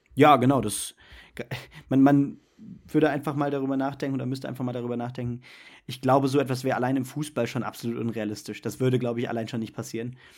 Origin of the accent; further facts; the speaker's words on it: Germany; bei uns in Deutschland